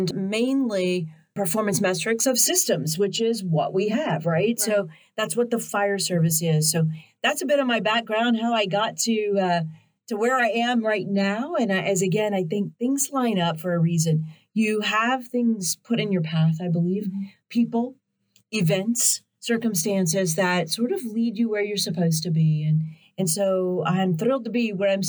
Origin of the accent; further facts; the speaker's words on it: just outside of Nashville, Tennessee, United States; also born or lived in Memphis, Tennessee; I grew up just outside of Nashville